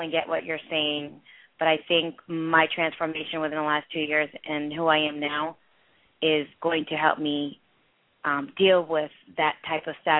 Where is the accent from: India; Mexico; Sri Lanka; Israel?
India; moved away; also born or lived in Philadelphia; I'm from India